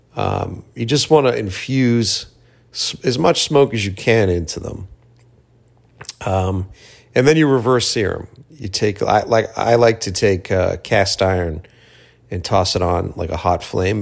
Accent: Boston, Massachusetts, United States; now in Los Angeles, United States; came back to my hometown, uh, Boston

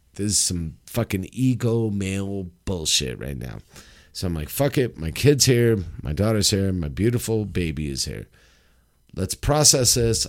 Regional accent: Los Angeles, California, United States; moved away; Los Angeles

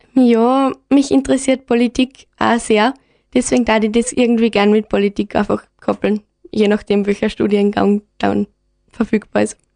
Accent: Gams, Styria, Austria; Ich bin aus der Gams, genau, aus dem Gamsforscht und da gibt es eigentlich fast keine Leute.

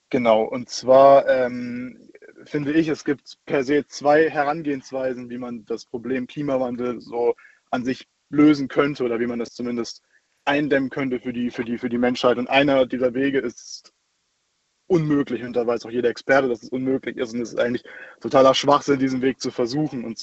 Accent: Ulm, Baden-Württemberg, Germany; ich komme aus Ulm.

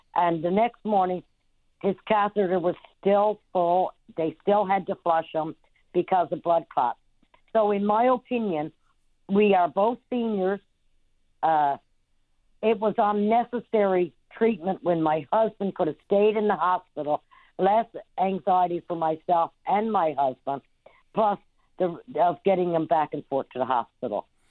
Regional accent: Trinity Bay, Newfoundland and Labrador, Canada; I'm from Trinity Bay

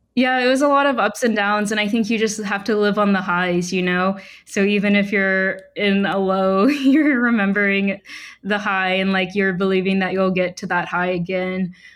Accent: Huntsville, Alabama, United States; moved away as an adult; also born or lived in Portland, Oregon; I grew up in Huntsville, Alabama.

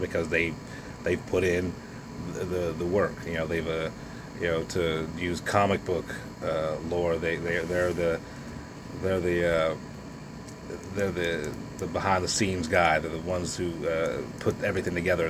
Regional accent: United States; I'm an American. I'm you know red, white, and blue until

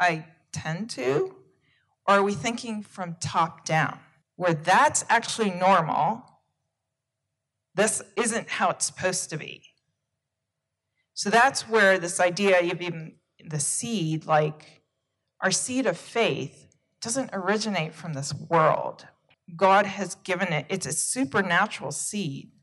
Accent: United States; I'm originating from the United States

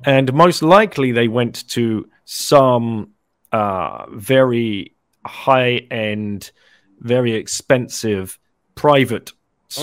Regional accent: London, United Kingdom; moved away as an adult; also born or lived in Singapore; I lived in Singapore for 15 years, originally from London. So I moved from London in 1999 to Singapore

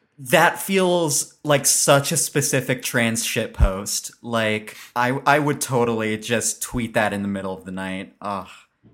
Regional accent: Philippines; I'm Filipino.

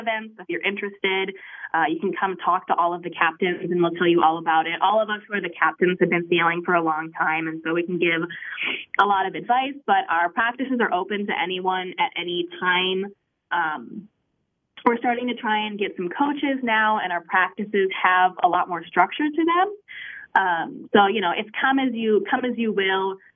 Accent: Minnesota, United States; moved away as an adult; I grew up in Minnesota

